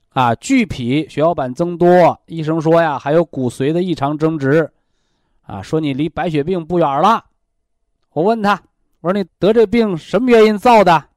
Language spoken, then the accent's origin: Chinese; China; 我们怎么样能让全国的平均寿命更高，让我们中国人骄傲？